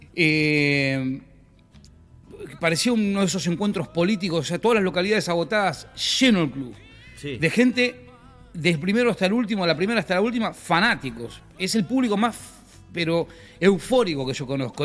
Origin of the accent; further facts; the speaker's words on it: General Cabrera, Córdoba, Argentina; un grupo que somos de General Cabrera, de Córdoba